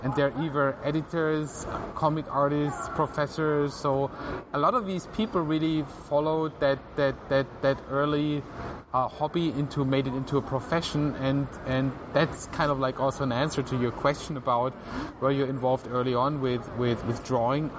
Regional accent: Tübingen, Baden-Württemberg, Germany; I grew up in uh, Tübingen, which is a, a, kind of like a university town, medieval university town near to Stuttgart in southern Germany.

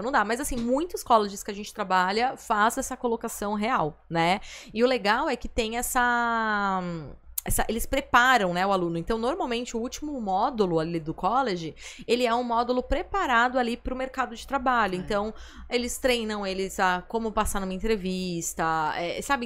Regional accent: Brazil; nós que somos aqui do Brasil

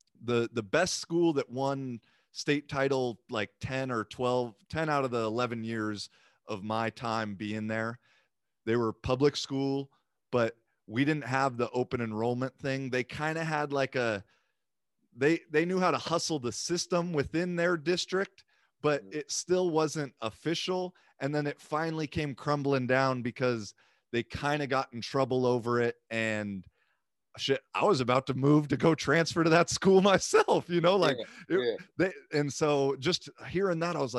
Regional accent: United States; now in Finland; especially now I'm in Finland, like as an American guy

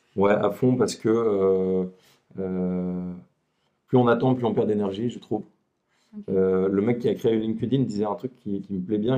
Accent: Lille, Hauts-de-France, France; je suis originaire de Lille

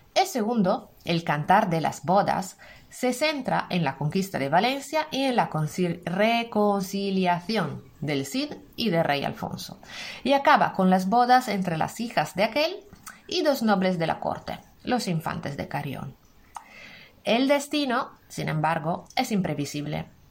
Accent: Italy; now in Spain; soy italiana, profe de español como lengua extranjera para italianos

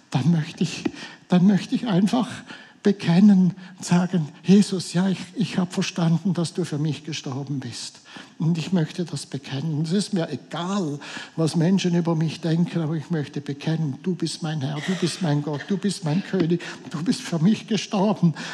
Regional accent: Switzerland; wir sind, wir sind Schweizer. Das sehe ich jedes Mal, wenn das Flugzeug wieder in der Schweiz landet.

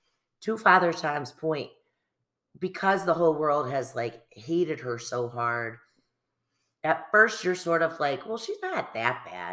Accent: United States; I'm American

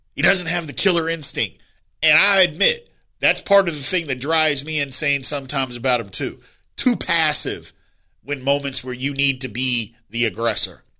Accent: Indiana, United States; I'm from Indiana

